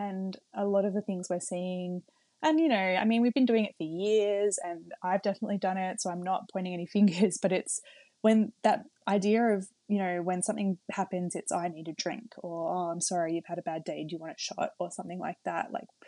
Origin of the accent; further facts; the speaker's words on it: Melbourne, Victoria, Australia; I'm from Melbourne and I haven't seen my parents since January.